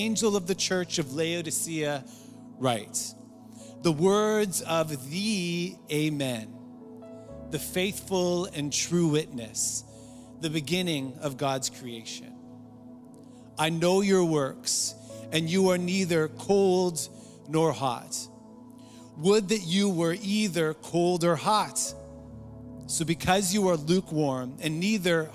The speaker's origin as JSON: {"language": "English", "town": "Surrey", "region": "British Columbia", "country": "Canada", "tie": "born or raised there", "said": "I grew up in North Surrey"}